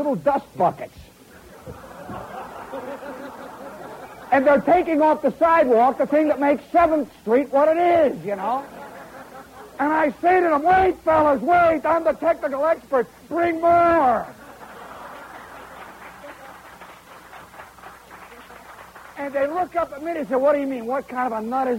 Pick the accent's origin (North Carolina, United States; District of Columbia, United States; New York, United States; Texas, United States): New York, United States; our hometown, New York